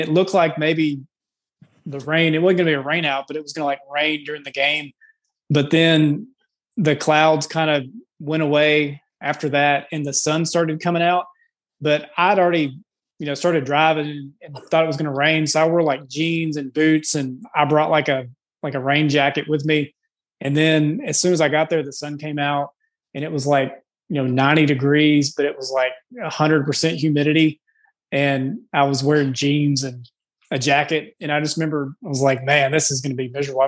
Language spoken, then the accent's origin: English; Madison, Mississippi, United States; moved away as an adult; also born or lived in Memphis, Tennessee / Nashville, Tennessee; now in Cordova, United States; Johnny and I grew up together down in Madison, Mississippi, but I've been in Memphis, I guess, pretty much most of my adult life